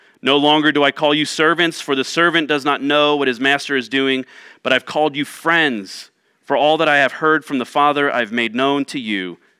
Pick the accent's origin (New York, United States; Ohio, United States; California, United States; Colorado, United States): Ohio, United States; now in Tucson, United States; were very distant from my growing up and my understanding of growing up in Central Ohio.